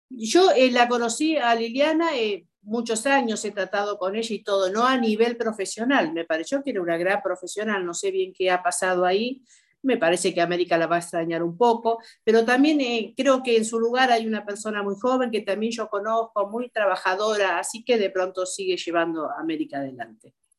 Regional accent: Argentina; como argentina

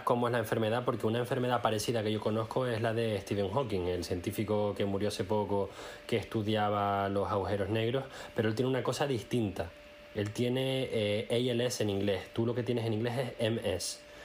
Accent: Spain; now in Germany; tú y yo somos españoles

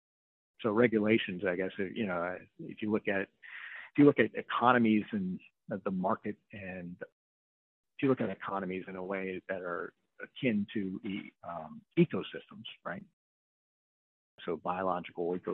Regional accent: New Orleans, Louisiana, United States; I'm from New Orleans

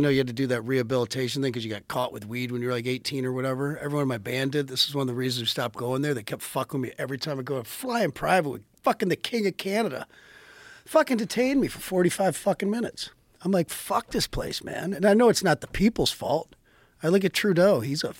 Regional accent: Dearborn, Michigan, United States; I was born in Dearborn, Michigan.

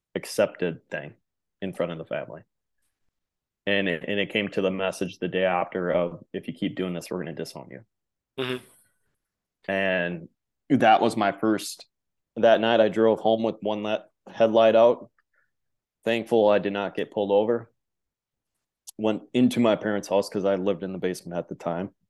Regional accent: Midwest, United States; growing up in the Midwest

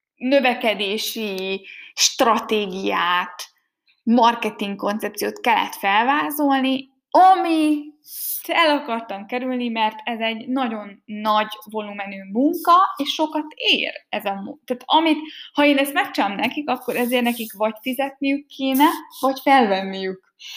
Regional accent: Hungary; first language Hungarian; moved away as an adult; also born or lived in Germany; én nem Németországban születtem, hanem Magyarországon, nekem az anyanyelvem magyar

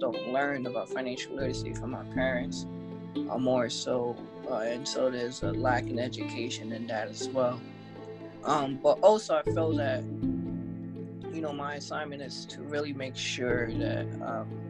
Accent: New York City, New York, United States; born and raised in Brooklyn, New York

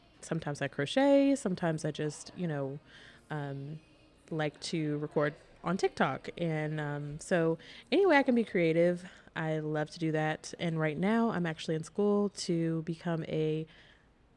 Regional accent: Columbia, South Carolina, United States; moved away as an adult; also born or lived in Charlotte, North Carolina; I am from Columbia, South Carolina. So I grew up there and moved to Charlotte for college in 2015.

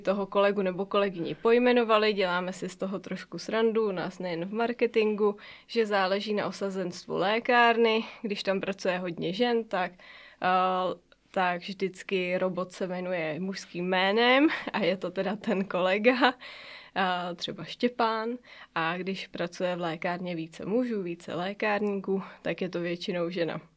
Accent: Mariánské Lázně, Karlovy Vary Region, Czechia; now in Prague, Czechia; já vlastně pocházím přímo tady z Mariánských lázních. V Mariánských lázních jsem se narodila

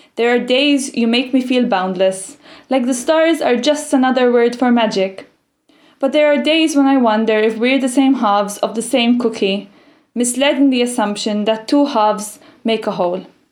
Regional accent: Malta; I'm from a tiny island in the Mediterranean called Malta.

